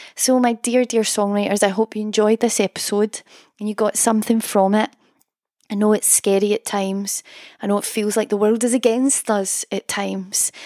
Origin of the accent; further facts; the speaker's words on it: Scotland, United Kingdom; accent: Scottish; my Scottish accent